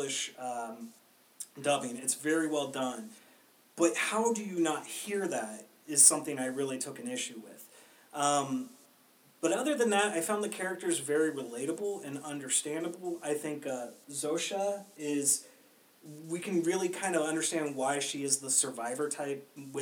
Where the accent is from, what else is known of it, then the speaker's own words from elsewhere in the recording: United States; we're American